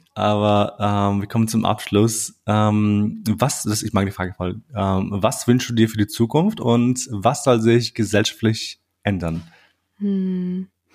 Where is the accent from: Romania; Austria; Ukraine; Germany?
Austria; also born or lived in Kosovo; ich bin auch in Österreich aufgewachsen